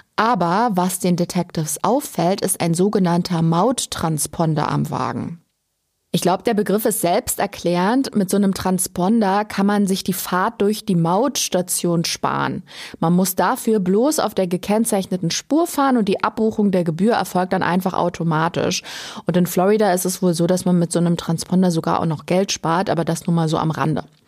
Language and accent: German; Germany; Bei uns in Deutschland